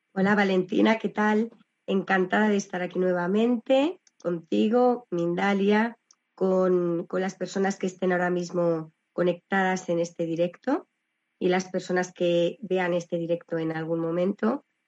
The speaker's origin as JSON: {"language": "Spanish", "town": "Valladolid", "region": "Castile and León", "country": "Spain", "tie": "born or raised there", "said": "yo estudié en, la, en el colegio de la Salle, la Virgen de Lourdes de Valladolid"}